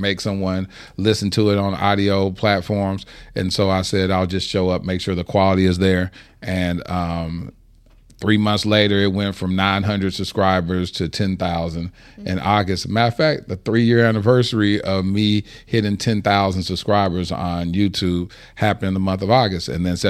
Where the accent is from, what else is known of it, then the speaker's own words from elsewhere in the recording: Dallas, Texas, United States; Dallas, Texas.